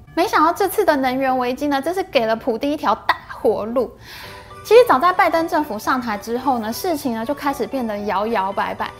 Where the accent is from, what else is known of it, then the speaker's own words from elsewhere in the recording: Taiwan; 现在我们台湾的